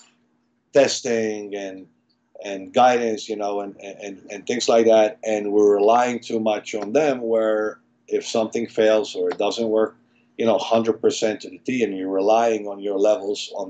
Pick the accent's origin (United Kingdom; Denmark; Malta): Malta; moved away; I'm actually from Malta, small island in Europe, in the middle of the Mediterranean, where I was in a biology class